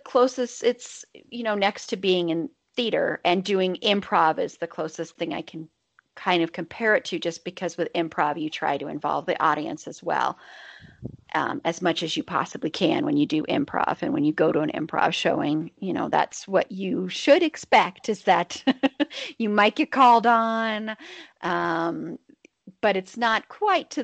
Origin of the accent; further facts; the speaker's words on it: Denver, Colorado, United States; also born or lived in Boulder; I grew up here in Denver